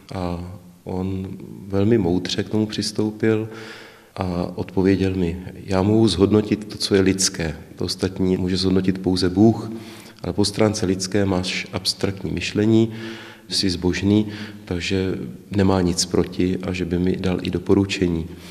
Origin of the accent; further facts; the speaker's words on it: České Budějovice, South Bohemian Region, Czechia; Já jsem se narodil v Budějovicích 20. června roku 77